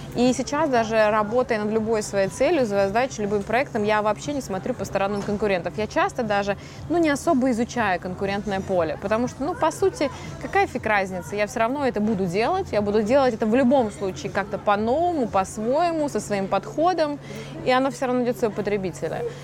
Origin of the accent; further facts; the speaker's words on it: Norilsk, Krasnoyarsk Krai, Russia; moved away; в 8 э, лет я сидела в городе Норильск